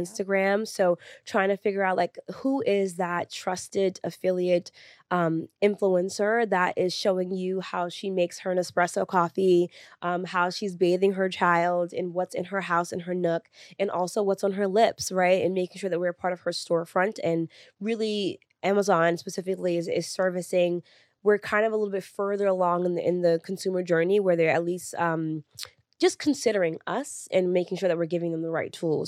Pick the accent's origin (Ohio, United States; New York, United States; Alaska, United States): New York, United States; New York City; I'm first generation Sunni Lee's American, born and raised in New York City